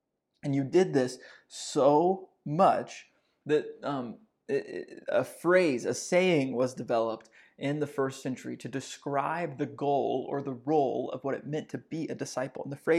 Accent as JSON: {"language": "English", "region": "Texas", "country": "United States", "tie": "born or raised there", "said": "I grew up Southern Baptist in Northeast Texas."}